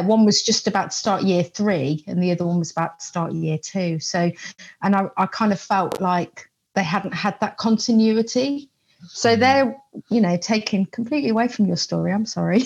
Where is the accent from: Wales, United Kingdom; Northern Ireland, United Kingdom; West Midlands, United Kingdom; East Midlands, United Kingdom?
West Midlands, United Kingdom; Coventry; I'm from Coventry.